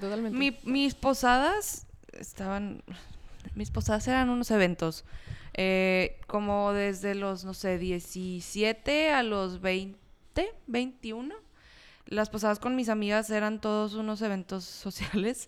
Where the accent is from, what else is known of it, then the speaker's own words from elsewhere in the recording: Monterrey, Nuevo León, Mexico; tenemos nuestras tradiciones regias